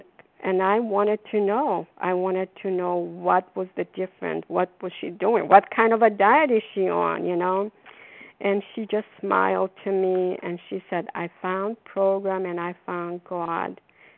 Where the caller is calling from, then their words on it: Foxborough, Massachusetts, United States; also born or lived in Florida; recovered compulsive overeater, calling from Foxborough. I'm calling from Florida now. We are here for the winter.